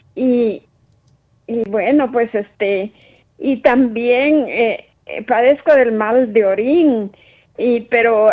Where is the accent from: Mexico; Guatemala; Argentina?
Guatemala; yo soy de Guatemala